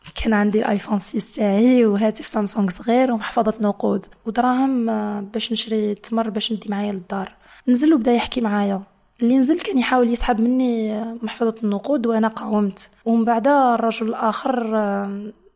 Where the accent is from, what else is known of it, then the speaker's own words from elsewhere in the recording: Niamey, Niger; moved away as an adult; now in Biskra, Algeria; كبرت في حي اسمه بوكوكي